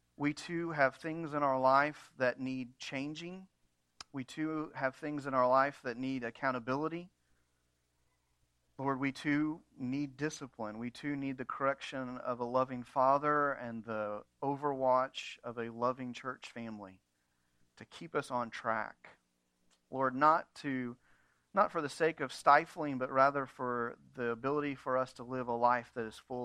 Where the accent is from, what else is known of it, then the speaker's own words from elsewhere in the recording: United States; American Christians